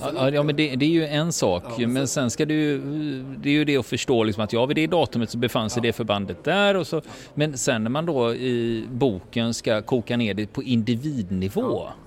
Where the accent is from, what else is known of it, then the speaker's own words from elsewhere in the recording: Sweden; vi svenskar